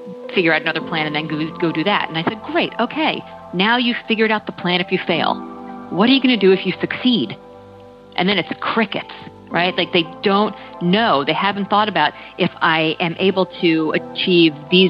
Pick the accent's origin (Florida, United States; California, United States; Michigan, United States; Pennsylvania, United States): Florida, United States; Miami; moved away as an adult; also born or lived in New York City / Texas; I was born in New York City and grew up in Miami